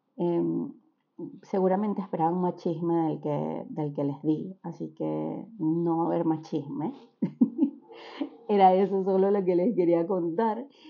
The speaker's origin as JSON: {"language": "Spanish", "country": "Venezuela", "tie": "born or raised there", "moved": "yes"}